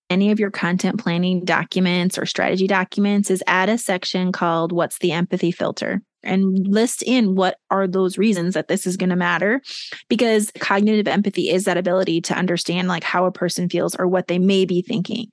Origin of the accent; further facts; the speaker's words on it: Minnesota, United States; moved away as an adult; also born or lived in New York City / Boston; my home state of Minnesota